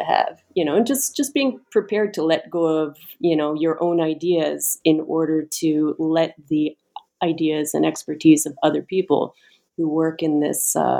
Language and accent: English; Canada; moved away as an adult; now in United States; I'm Canadian, I decided to apply for a green card